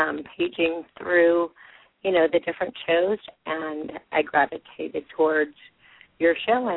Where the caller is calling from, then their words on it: St. Louis, Missouri, United States; I'm calling from St. Louis, Missouri.